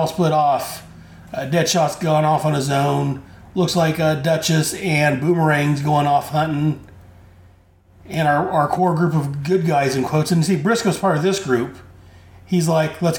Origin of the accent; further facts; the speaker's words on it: United States; as an American citizen